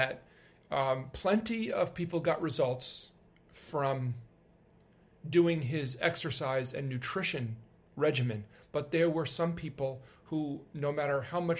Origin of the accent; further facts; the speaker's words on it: New York, United States; I'm a New Yorker